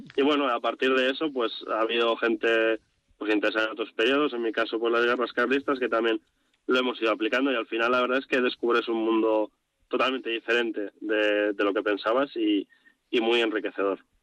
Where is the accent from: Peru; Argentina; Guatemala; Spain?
Spain; Bilbao, Basque Country; also born or lived in Vitoria-Gasteiz; yo soy vizcaíno, yo soy de Bilbao